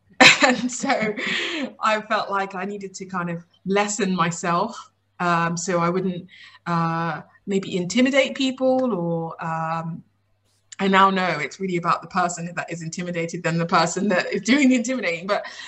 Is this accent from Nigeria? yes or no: yes; Nigeria; I'm Nigerian British. Mm-hmm. And in our culture, obviously, it's a pretty traditional culture in Nigeria, where we came from, but there's always a kind of a big focus on education